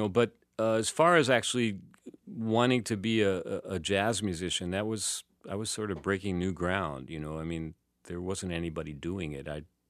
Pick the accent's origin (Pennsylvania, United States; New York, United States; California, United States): New York, United States; also born or lived in San Francisco Bay Area / Saint Lucia; now in France; I lived in the U.S. I lived 30 years in the San Francisco Bay Area, and I grew up in New York.